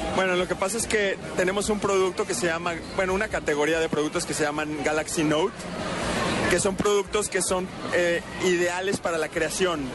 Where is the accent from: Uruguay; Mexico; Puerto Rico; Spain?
Mexico; yo soy de México